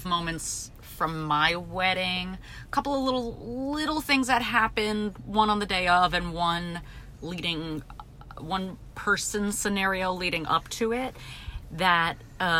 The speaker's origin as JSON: {"language": "English", "region": "New Jersey", "country": "United States", "said": "I'm from Jersey"}